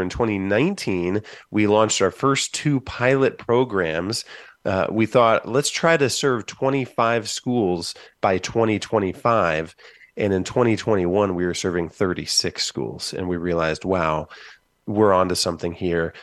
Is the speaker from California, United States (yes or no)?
no; Van Wert, Ohio, United States; moved away as an adult; now in Columbus, United States; My hometown started, of Van Wert, Ohio, started a release time program